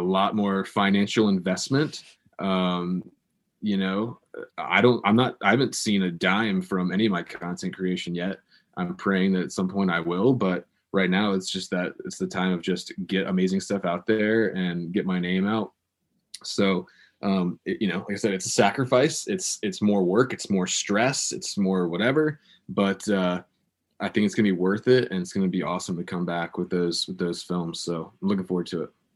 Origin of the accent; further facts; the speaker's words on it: Virginia Beach, Virginia, United States; in my hometown, there's a organization called the Christian Broadcasting Network